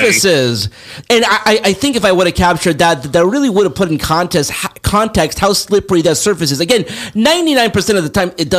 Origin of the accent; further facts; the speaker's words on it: Los Angeles, California, United States; I'm from Los Angeles